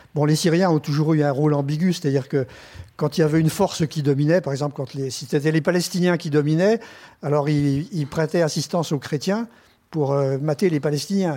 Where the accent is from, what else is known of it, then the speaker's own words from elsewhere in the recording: France; en tant que journaliste français, donc je suis français, j'ai un passeport français